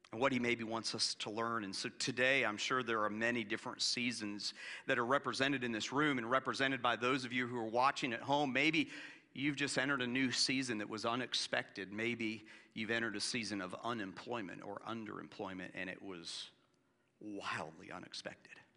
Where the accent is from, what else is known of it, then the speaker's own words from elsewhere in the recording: Florida, United States; moved away; growing up in Florida where we didn't have much of a change of season